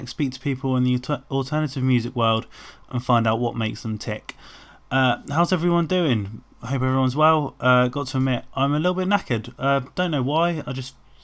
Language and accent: English; Worcester, West Midlands, United Kingdom; my hometown venue of the Wedged Rooms